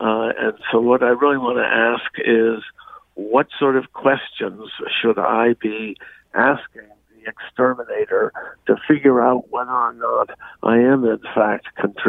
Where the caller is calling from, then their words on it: Sharon, United States; So I am calling from Sharon. We live on the banks of the Housatonic River.